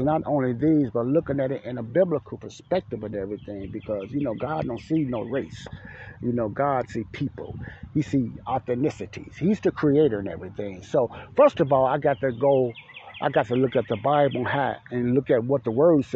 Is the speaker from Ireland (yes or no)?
no; United States; I was born here in America